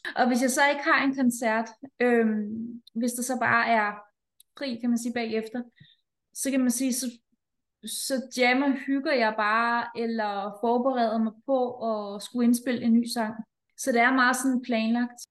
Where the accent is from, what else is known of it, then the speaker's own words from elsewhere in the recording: Denmark; her hjemme i Danmark